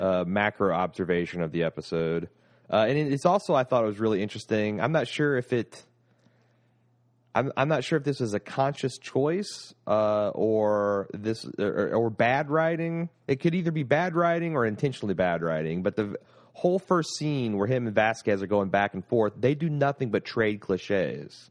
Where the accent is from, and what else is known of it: United States